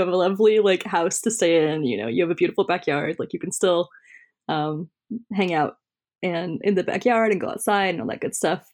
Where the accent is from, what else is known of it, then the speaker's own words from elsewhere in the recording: Central California, United States; moved away; my hometown, um, I'm from, uh, Central California